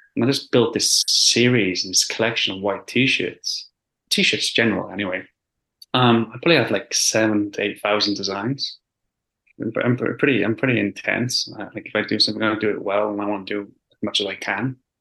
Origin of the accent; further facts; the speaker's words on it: Wales, United Kingdom; moved away as an adult; now in London, United Kingdom; I originally grew, I grew up in Wales, um, in a small village.